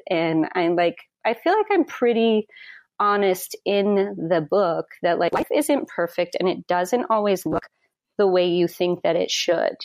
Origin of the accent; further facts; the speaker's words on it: Wyoming, United States; moved away; I'm from Wyoming originally